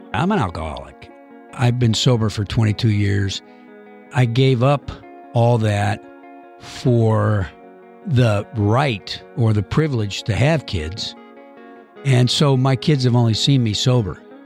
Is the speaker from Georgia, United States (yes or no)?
yes; Georgia, United States; moved away; I am from the South. I was born in nineteen fifty-eight.